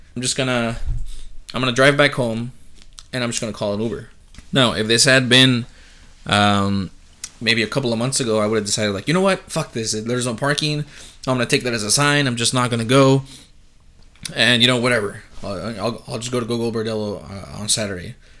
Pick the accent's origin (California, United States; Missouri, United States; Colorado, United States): California, United States; San Diego; also born or lived in Chula Vista; I'm from San Diego.